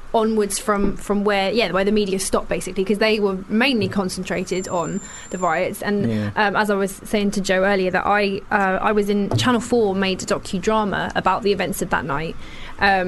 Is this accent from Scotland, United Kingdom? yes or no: no; London, United Kingdom; as a Londoner living here